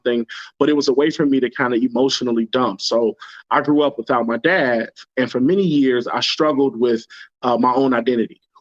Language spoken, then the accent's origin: English; Chicago, Illinois, United States; also born or lived in Inglewood; I grew up in the worst hoods in Chicago